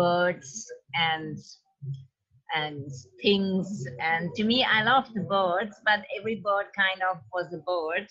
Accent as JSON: {"language": "English", "country": "Switzerland", "said": "I'm from Switzerland and I kept coming to India since about 14 years."}